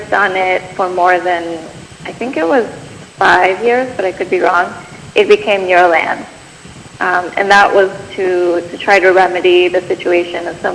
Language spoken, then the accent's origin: English; Bogotá, Colombia; now in Bay Area, United States; I grew up in Bogota, Colombia